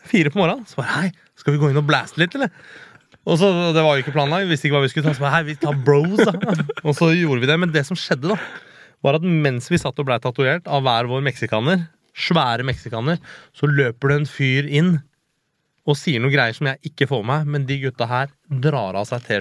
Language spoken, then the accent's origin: Norwegian; Hakadal, Akershus, Norway; Altså, jeg har vokst opp i Hakadal som liksom litt mørkebrun Nei, ikke mørkebrun, brun type. Jeg var jo han utlendingen i, i bygda ikke sant? da jeg vokste opp, jeg og et par andre kompiser.